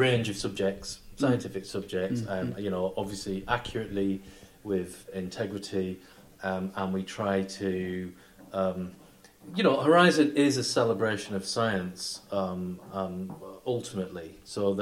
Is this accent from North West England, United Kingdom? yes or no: yes; Barrow-in-Furness, North West England, United Kingdom; I come from Barrow and Furness, which builds nuclear submarines, so... Mm. It was even more relevant to us because we, as kids, we were always taught that we were actually one of the places that would be targeted